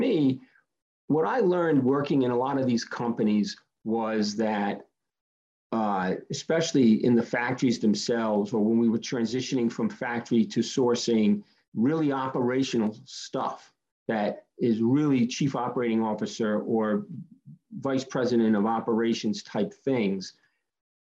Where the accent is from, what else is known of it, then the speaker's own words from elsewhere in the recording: Rhode Island, United States; I grew up in Rhode Island, and I would come out of a blue collar family